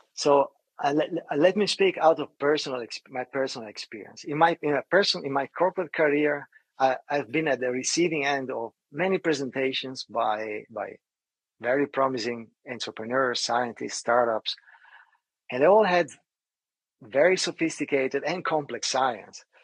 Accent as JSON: {"language": "English", "country": "Italy", "tie": "born or raised there", "moved": "yes", "said": "I grew up in Italy"}